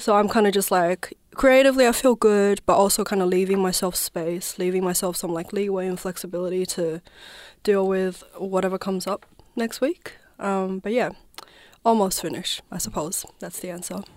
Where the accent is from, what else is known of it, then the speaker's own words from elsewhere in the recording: province next to Tibet, Southwest China, China; also born or lived in Naarm (Melbourne), Australia; now in Melbourne, Australia; I was born and raised in China, southwest of China, which is the province, um, that's next to Tibet